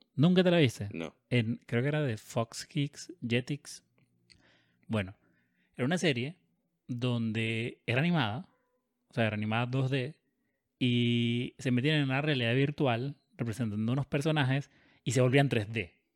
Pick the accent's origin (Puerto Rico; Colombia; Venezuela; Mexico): Venezuela; Caracas, Capital District; Yo me crié en Caracas